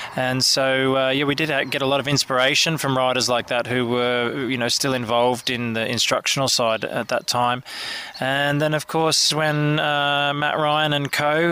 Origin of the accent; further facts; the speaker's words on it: Sydney, New South Wales, Australia; I grew up in Sydney City